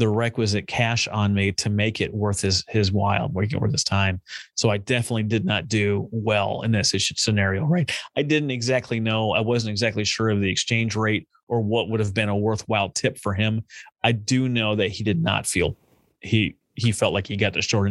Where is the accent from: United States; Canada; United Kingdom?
United States; born or raised there